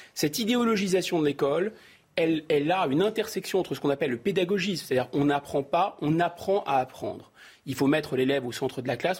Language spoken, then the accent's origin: French; Seine-Saint-Denis, Île-de-France, France; j'ai grandi au Seine-Saint-Denis